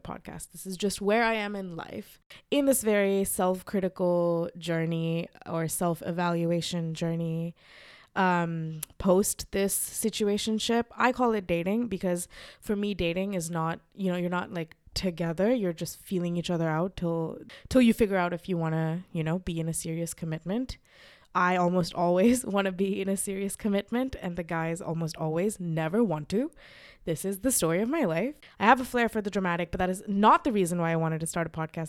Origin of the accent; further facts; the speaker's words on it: Mumbai, Maharashtra, India; moved away as an adult; also born or lived in Los Angeles, United States; I, uh, grew up in Mumbai. I was raised in Mumbai and then I moved to America uh, to study.